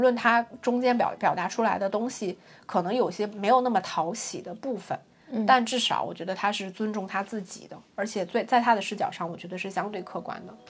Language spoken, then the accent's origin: Chinese; China; 我们中国人